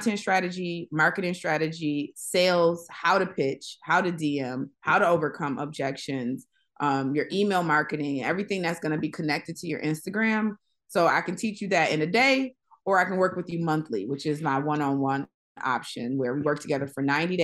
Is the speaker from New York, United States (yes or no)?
yes; Buffalo, New York, United States; now in Los Angeles, United States; I'm from Buffalo, New York.